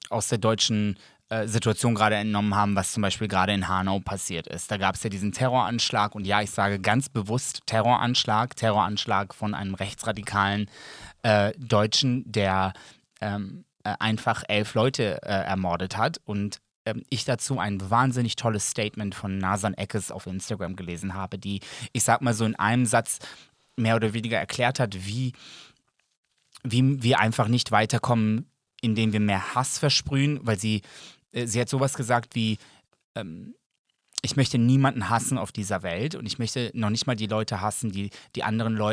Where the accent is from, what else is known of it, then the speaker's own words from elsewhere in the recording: Serbia; Ja, aber ich sehe mich auch als Serbe.